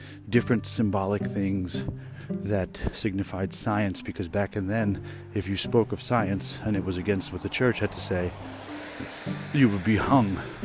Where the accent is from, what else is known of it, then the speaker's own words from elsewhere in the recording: United States; here we are in America